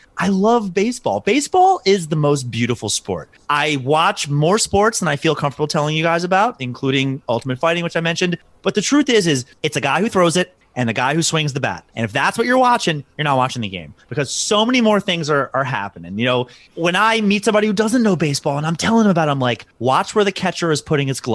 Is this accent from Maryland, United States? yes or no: yes; Baltimore, Maryland, United States; born and raised in Baltimore